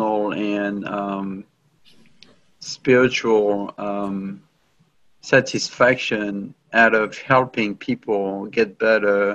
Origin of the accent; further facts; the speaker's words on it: France; accent: French; English is a second language; my French accent